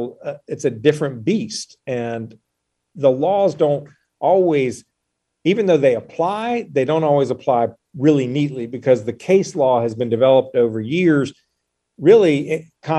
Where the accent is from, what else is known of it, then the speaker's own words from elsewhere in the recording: North Carolina, United States; also born or lived in Charlotte; I grew up here in North Carolina